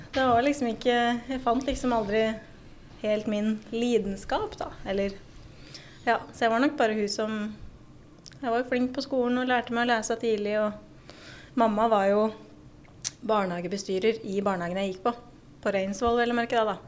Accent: Raufoss, Innlandet, Norway; also born or lived in Gjøvik; før det så er jeg jo fra Raufoss, da. Ble jo født på Gjøvik sjukehus, jeg òg. Bodd på Raufoss med mamma og pappa

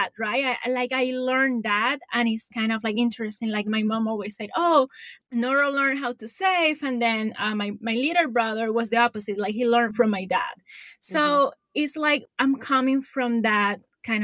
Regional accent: Puerto Rico; I grew up in Puerto Rico. I went there to school.

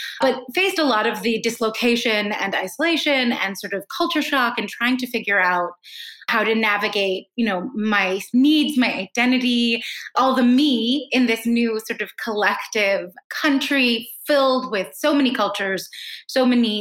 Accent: East Coast of the United States, United States; I grew up on the East Coast in a school, in an environment where a lot of people were some kind of mix

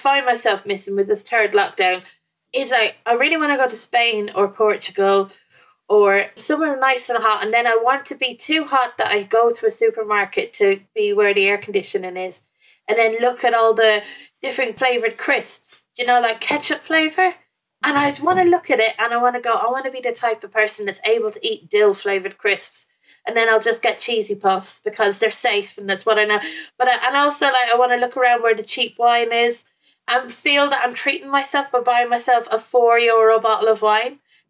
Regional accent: Ireland; now in England; because I moved from Ireland to England, I left a lot of my stuff here. So behind me is like a piece of art that I had in my house in Ireland that I didn't bring over with me to England.

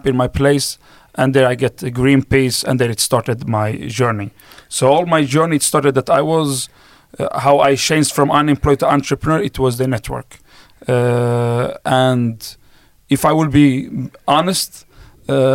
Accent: Sweden; English is a second language; I was born and raised up in Sweden

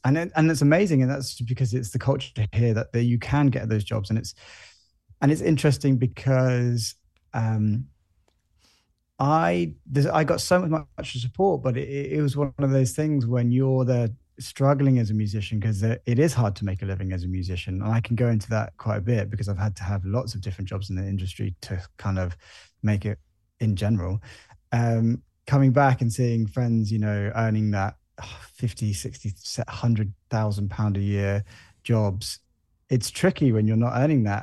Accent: Jersey; also born or lived in London; I was born here. I grew up here.

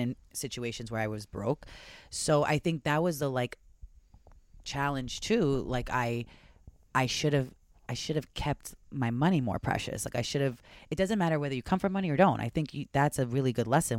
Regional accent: Long Island, New York, United States; the girls I grew up because on Long Island

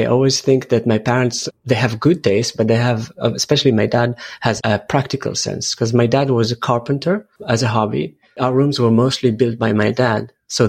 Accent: Jerusalem, Jerusalem District, Israel; I was born in Jerusalem, 77. I remember moving quite a lot with my family around Jerusalem from different neighborhoods.

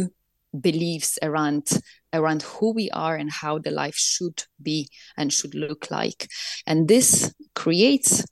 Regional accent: Poland; I grew up in Poland, communist Poland

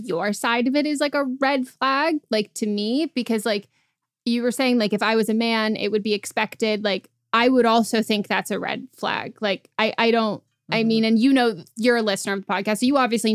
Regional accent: California, United States; I'm from California

